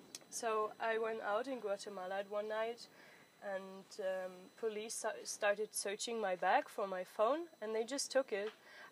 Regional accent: Southern Germany, Germany; I'm from Germany. I'm from the south of Germany.

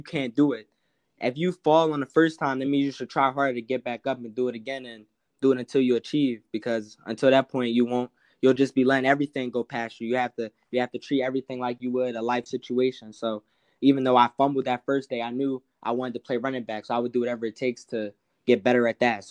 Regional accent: Chester, Pennsylvania, United States; I'm also from Chester, PA.

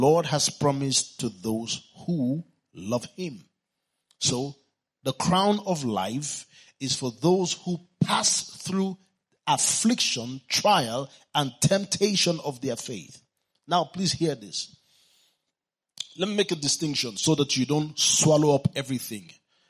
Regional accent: Kano, Kano State, Nigeria; I was born in Kano, and my father is still there

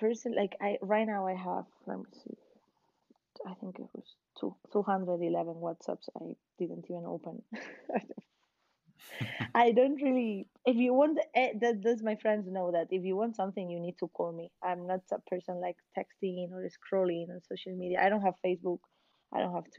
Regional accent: Valencia, Valencian Community, Spain; I'm from Valencia.

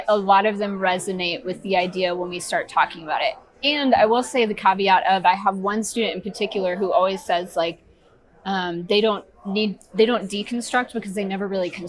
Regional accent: Georgia, United States; now in Columbia, Missouri, United States; I'm originally from Georgia. So yeah, transplant.

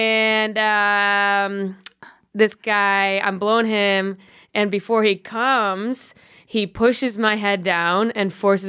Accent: Buffalo, New York, United States; now in New York, United States; I'm from Buffalo.

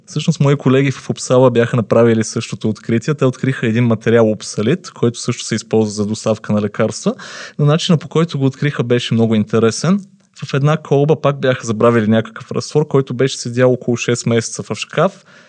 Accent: Pleven, Pleven Province, Bulgaria; моя роден град Плевен

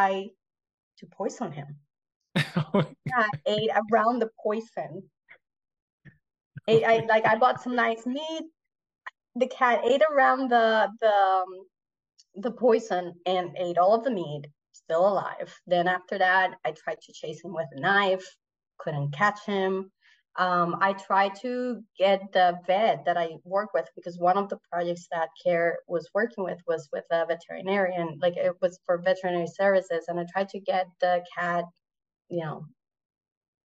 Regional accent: Puerto Rico; first language Spanish; English is a second language; moved away as an adult; also born or lived in Mozambique / South Africa; I grew up in Puerto Rico

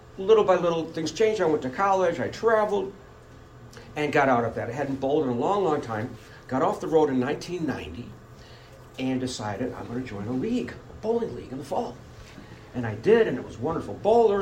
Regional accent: Buffalo, New York, United States; moved away as an adult; now in Rochester, United States; I grew up in Buffalo.

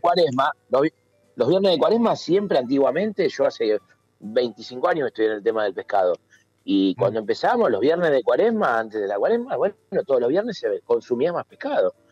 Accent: Argentina; somos argentinos

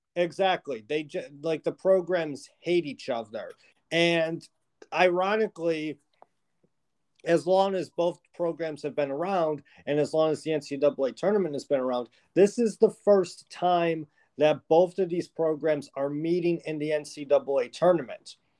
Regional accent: Buffalo, New York, United States; we're both from Buffalo

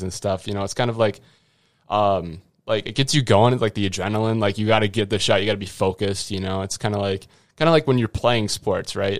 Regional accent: Grantsburg, Wisconsin, United States; at Grantsburg High School. That's my hometown

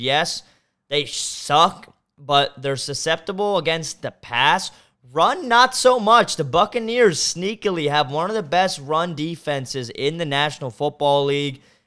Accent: Maryland, United States; I went to Maryland, so I stayed pretty in state here

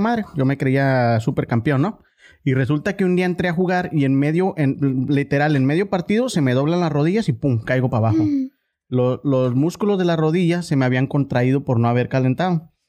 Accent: Ciudad Juárez, Chihuahua, Mexico; yo vivía por Anapra

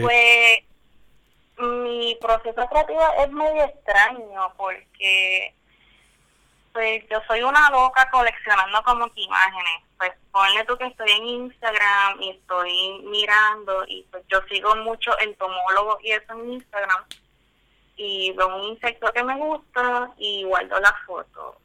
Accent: Guayanilla, Puerto Rico; moved away as an adult; now in Texas, United States; de mi pueblo de Guayanilla

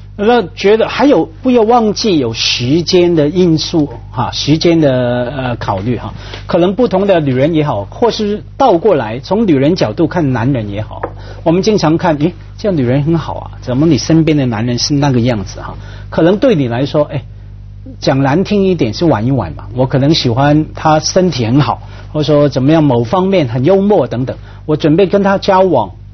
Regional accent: Hong Kong; 在香港，我们

